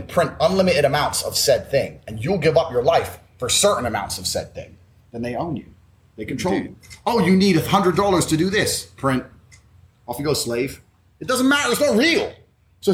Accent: Luton, East of England, United Kingdom; growing up in Luton

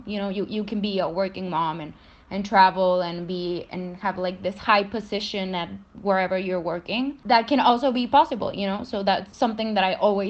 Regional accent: Monterrey, Nuevo León, Mexico; I'm from Monterrey, Mexico, and I study law at the University of Monterrey

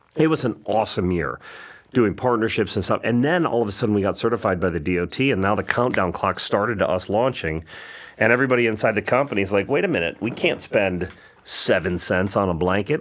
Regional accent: Perrysburg, Ohio, United States; moved away; also born or lived in Atlanta; From Perrysburg, Ohio

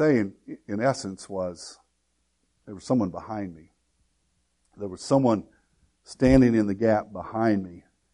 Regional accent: Woodlawn, Illinois, United States; I grew up in Woodlawn, Illinois, Southern Illinois.

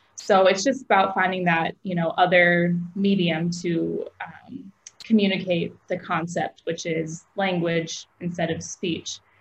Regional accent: Aurora, Illinois, United States; moved away as an adult; also born or lived in Cleveland, Ohio; I grew up in Aurora, Illinois

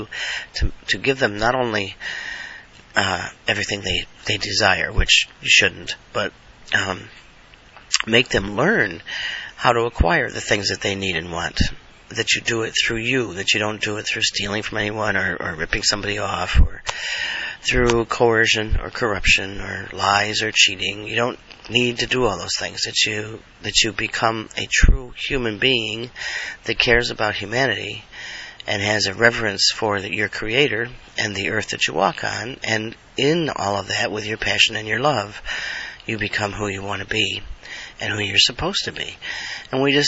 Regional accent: United States; being an American

